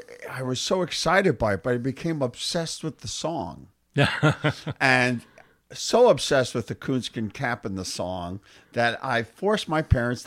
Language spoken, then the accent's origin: English; Jersey City, New Jersey, United States; And so I was in the tri-state area.